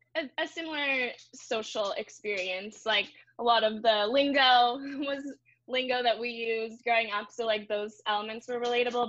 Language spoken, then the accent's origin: English; Orange County, California, United States; I'm born and raised in Orange County